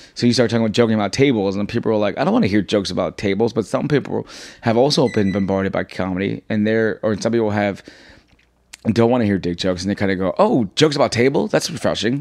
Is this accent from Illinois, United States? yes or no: no; New York City, New York, United States; I was born here. I was raised in Jackson Heights, Queens